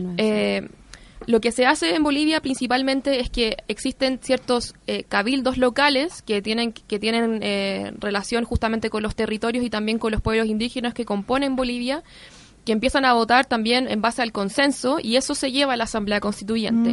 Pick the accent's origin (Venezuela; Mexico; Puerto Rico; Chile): Chile; nosotros como pueblo chileno